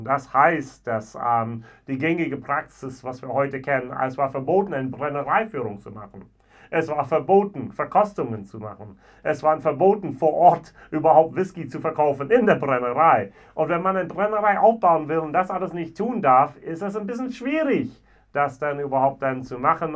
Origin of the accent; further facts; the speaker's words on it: Richmond, Virginia, United States; moved away; weil es meine Heimatstadt ist, aus Richmond, Virginia